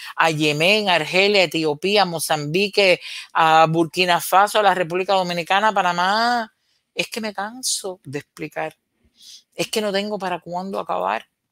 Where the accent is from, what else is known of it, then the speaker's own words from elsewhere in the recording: Cuba; los cubanos estábamos necesitando tanto